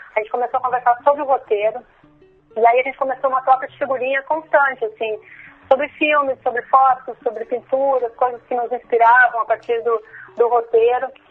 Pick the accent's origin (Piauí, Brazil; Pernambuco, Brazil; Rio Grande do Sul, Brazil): Rio Grande do Sul, Brazil; Porto Alegre; E eu sou de Porto Alegre, né, sou da capital